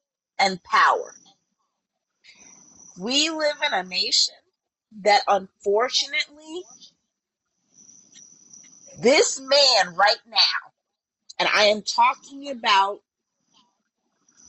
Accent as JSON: {"language": "English", "country": "United States", "said": "I have lived abroad, but you know what? At my core, I am an American."}